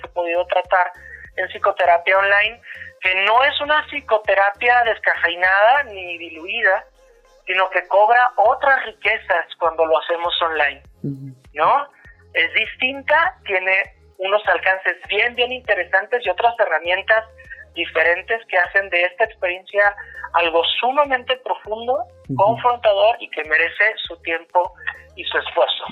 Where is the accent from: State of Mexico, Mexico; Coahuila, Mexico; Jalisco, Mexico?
Coahuila, Mexico; Torreón; now in Puebla, Mexico; yo radico actualmente en Puebla, soy de Torreón, pero radico actualmente en Puebla